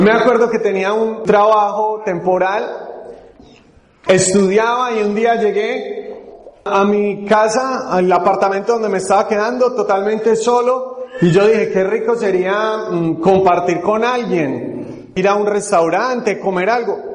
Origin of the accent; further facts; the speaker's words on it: Medellín, Antioquia, Colombia; accent: Paisa; el sector de Colombia al que pertenecemos, mi esposa y yo ya, ahorita también se va a presentar, es Medellín y allí nos dicen paisas